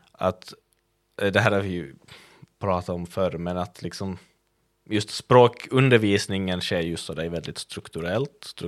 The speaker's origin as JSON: {"language": "Swedish", "town": "Kvevlax", "region": "Ostrobothnia", "country": "Finland", "tie": "born or raised there", "moved": "yes", "said": "min hemby Kvävlax och prata den dialekt jag är uppvuxen med"}